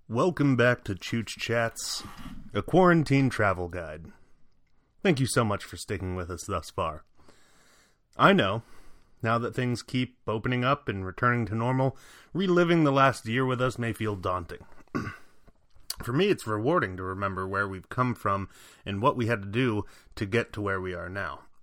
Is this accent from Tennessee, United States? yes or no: no; Virginia, United States; moved away; also born or lived in Chicago; back in my home state of Virginia